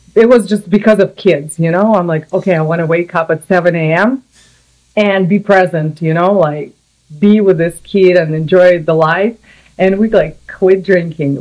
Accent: Samara, Samara Oblast, Russia; English is a second language; moved away as an adult; also born or lived in New York, United States; now in California, United States; I'm from Russia originally. My city called Samara. It's like in the middle oh, yeah. of Russia, uh, European part, and I lived there for 24 and a half years

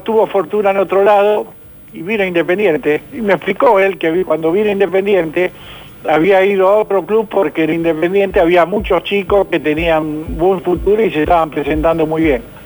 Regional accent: Argentina; como argentino

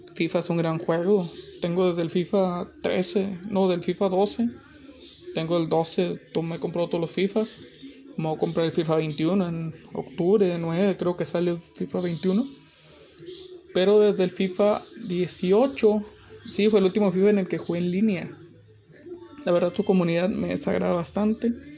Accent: Monterrey, Nuevo León, Mexico; soy de Monterrey

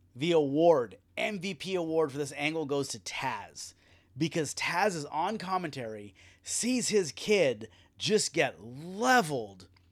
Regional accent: United States; As we're American fans

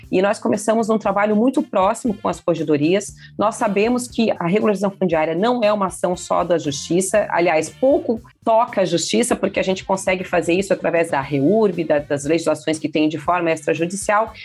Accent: Santa Catarina, Brazil; eu sou do estado de Santa Catarina, nós aqui temos o programa Lar Legal há 20 anos

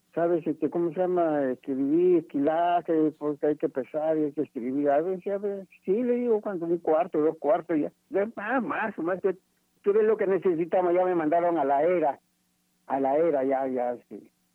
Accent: Ica, Peru; moved away; also born or lived in Chimbote; yo soy de Ica, yo soy de Ica

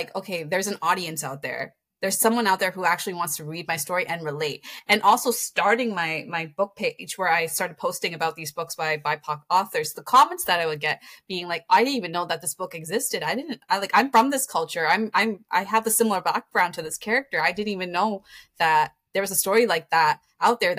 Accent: Toronto, Ontario, Canada; I grew up in Scarborough

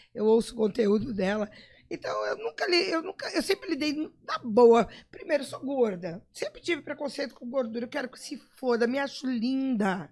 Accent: São Paulo, Brazil; moved away as an adult; also born or lived in Rio de Janeiro; now in Campo Grande, Brazil; Sou nascida em Campo Grande, fui com um, um ano de idade para São Paulo e voltei com 30

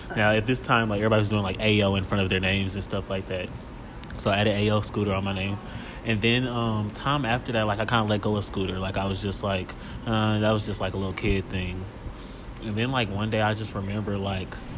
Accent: Kansas City, Missouri, United States; also born or lived in Los Angeles; growing up in Kansas City and just like going to school in Kansas City

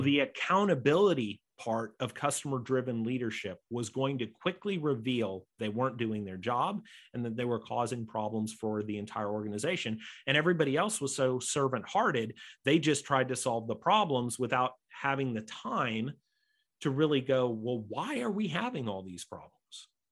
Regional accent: United States; accent: American; I'm an American, you might know by my accent

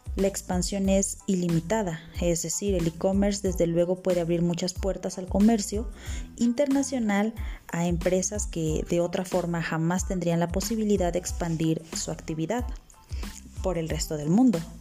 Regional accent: Mexico; como buenos mexicanos

